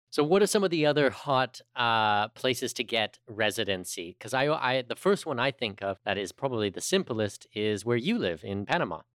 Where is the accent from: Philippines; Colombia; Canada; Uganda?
Canada; a Canadian